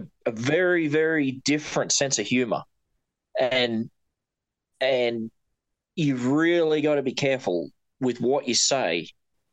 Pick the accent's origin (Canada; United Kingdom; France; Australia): Australia; now in United States; when I go back to Australia and people will say to me, oh, you sound so American. My accent isn't American. My words are.